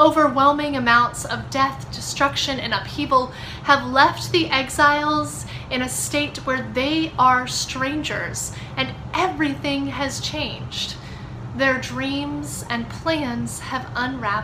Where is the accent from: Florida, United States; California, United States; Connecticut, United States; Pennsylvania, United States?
Pennsylvania, United States; Pittsburgh; moved away as an adult; now in Atlanta, United States; I live in the suburbs of Atlanta, but I grew up in Pittsburgh, Pennsylvania." Now, I haven't lived in Pittsburgh for 15 years